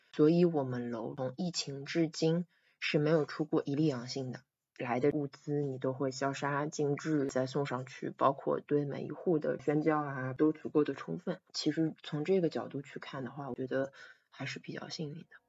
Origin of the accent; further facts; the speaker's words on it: Shanghai, China; 我是出生在这里的